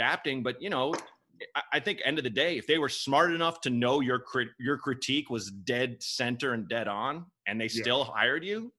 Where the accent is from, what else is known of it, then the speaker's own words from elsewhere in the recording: Portland, Oregon, United States; also born or lived in Chicago; I grew up in Portland, Oregon